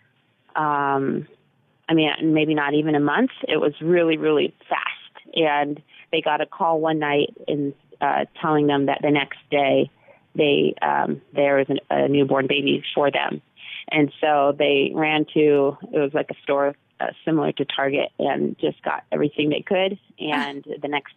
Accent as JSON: {"language": "English", "region": "Massachusetts", "country": "United States", "tie": "born or raised there", "also_born_or_lived": "Texas", "said": "I was born in Texas. She flew with me from Texas to Massachusetts, and that's where my parents kind of met me"}